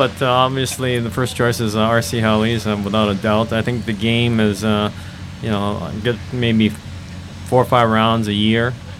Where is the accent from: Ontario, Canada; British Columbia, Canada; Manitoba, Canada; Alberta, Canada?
Alberta, Canada; Edmonton; Yeah, I'm from Edmonton, Alberta, Canada.